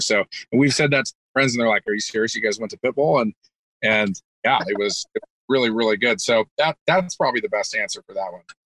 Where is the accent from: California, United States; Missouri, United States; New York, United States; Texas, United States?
California, United States; moved away as an adult; also born or lived in Kentucky; I was originally from California, um, so families here, just great culture where where where I live, and and ended up moving back to my hometown